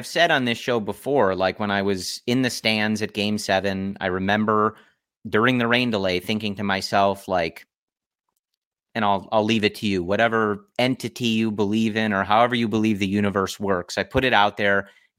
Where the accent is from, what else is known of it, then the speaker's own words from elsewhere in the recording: Chicago, Illinois, United States; growing up in Chicago.